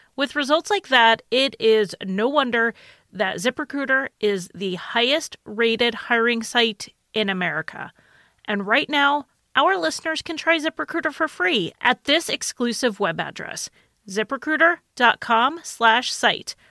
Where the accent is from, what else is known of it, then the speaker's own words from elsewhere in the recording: United States; I'm American